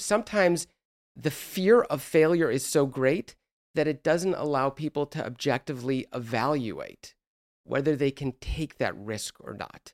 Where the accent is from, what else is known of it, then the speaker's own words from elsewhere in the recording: Los Angeles, California, United States; moved away as an adult; also born or lived in East Coast; I grew up in Los Angeles